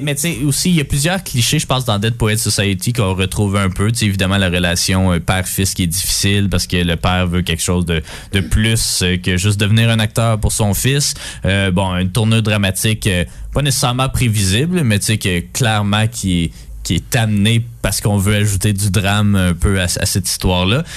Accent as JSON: {"language": "French", "region": "Quebec", "country": "Canada", "said": "tous les Québécois, on, ressent"}